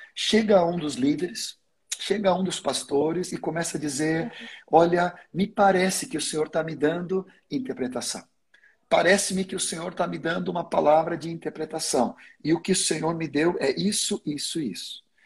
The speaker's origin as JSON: {"language": "Portuguese", "country": "Sweden", "tie": "born or raised there", "first_language": "Swedish", "second_language": "Portuguese", "moved": "yes", "lives_now": "Brazil", "said": "eu nasci na Suécia, então a minha língua materna é sueco. Claro que depois de 50 anos no Brasil, eu, eu já consegui dominar o português, basicamente."}